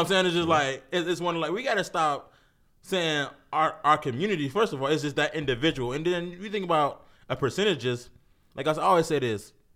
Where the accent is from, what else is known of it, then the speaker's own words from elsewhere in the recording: Cleveland, Ohio, United States; I'm from Cleveland.